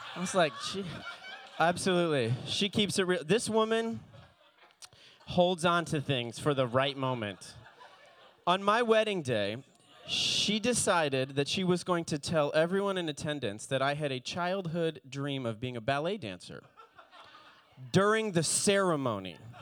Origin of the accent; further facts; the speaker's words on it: Palm Beach, Fort Lauderdale area, South Florida, United States; moved away; I grew up in, in the Palm Beach, Fort Lauderdale area